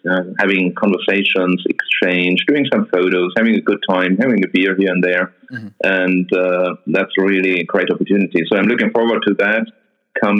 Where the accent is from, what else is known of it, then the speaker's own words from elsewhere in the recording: a town close to Nuremberg, Bavaria, Germany; Nuremberg, which is a city very close to my hometown